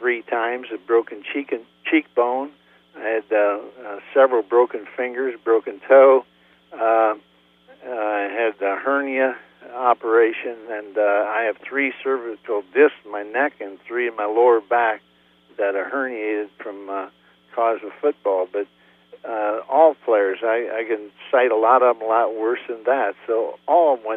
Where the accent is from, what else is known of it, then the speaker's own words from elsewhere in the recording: United States; I could work for a construction company back in my hometown, Worcester, for $6,000 a year